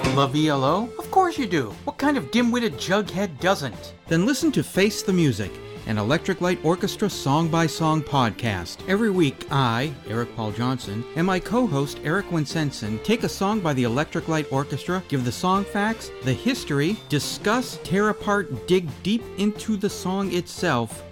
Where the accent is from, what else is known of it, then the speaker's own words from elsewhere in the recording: Basque Country, Spain; English is a second language; I got a band and, and play when I was young in my hometown. I born in the north of Spain, in the Basque Country.